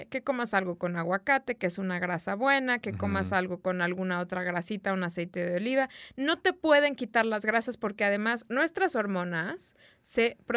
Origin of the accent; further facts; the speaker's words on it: Mexico; Nosotros que somos mexicanos y que realmente no cocinamos con mucho aceite